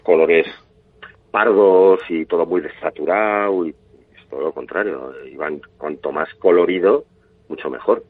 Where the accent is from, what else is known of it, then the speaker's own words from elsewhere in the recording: Pamplona, Navarre, Spain; yo, también soy de Pamplona